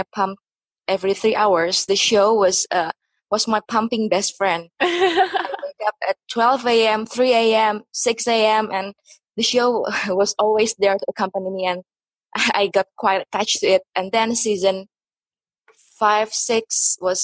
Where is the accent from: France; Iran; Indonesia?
Indonesia; first language Indonesian; English is a second language; I'm from Indonesia, so most of the videos in my channel are in my mother language in Indonesia